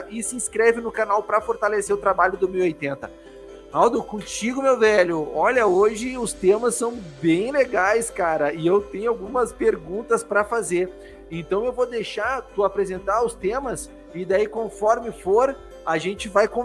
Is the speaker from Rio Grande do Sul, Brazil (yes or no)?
yes; Rio Grande do Sul, Brazil; Guria, porque eu sou gaúcho, né?